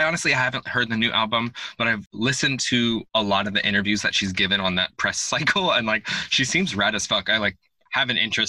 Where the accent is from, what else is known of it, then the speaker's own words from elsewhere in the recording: North Carolina, United States; I'm from North Carolina